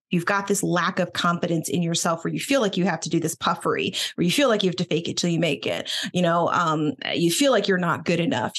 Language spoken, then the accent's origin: English; Boston, Massachusetts, United States; I was born in Boston